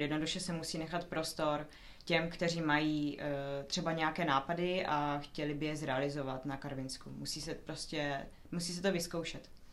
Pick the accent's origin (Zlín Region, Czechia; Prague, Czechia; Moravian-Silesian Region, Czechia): Moravian-Silesian Region, Czechia; Ostrava; moved away as an adult; now in Denmark; Já jsem sama původem z Ostravy